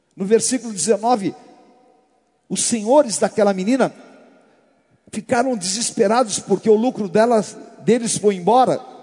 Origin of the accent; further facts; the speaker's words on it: Brazil; Nós, como brasileiros, nós temos uma mixigenação muito grande